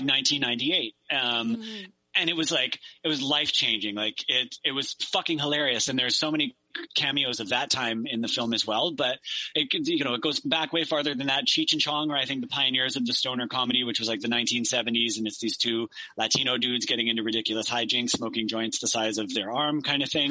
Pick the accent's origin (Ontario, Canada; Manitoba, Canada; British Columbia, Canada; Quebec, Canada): British Columbia, Canada; Victoria; I grew up in Victoria